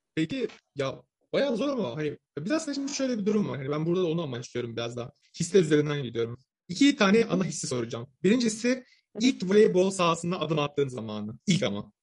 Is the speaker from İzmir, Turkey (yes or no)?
no; Samsun, Turkey; Samsunluyum ben